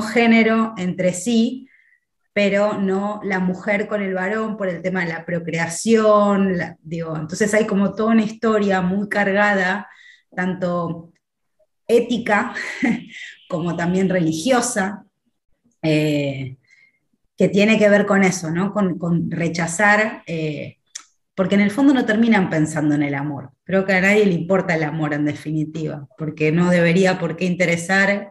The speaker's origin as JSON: {"language": "Spanish", "country": "Argentina", "said": "soy de Argentina. Vivo en la ciudad de Buenos Aires."}